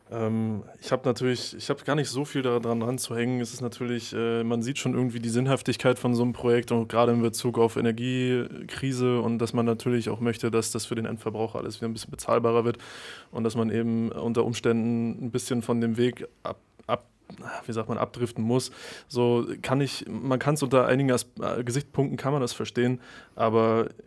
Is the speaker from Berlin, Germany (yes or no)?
no; Rügen, Mecklenburg-Vorpommern, Germany; wenn man dort vor Ort ist und man dort aufgewachsen ist und eben weiß, okay, das ist meine Heimat